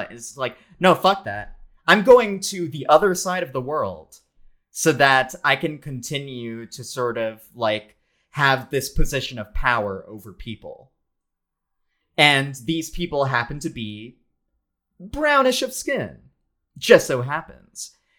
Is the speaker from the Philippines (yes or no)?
yes; Philippines; as a Filipino person